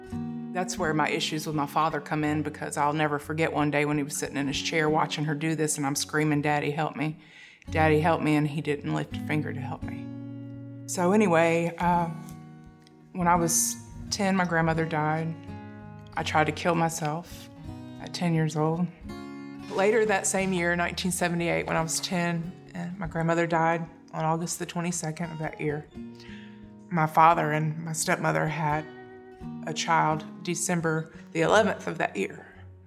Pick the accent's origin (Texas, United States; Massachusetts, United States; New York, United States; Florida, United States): Florida, United States; Tallahassee; I'm originally from Tallahassee, Florida. I moved around Florida quite a bit when I was young.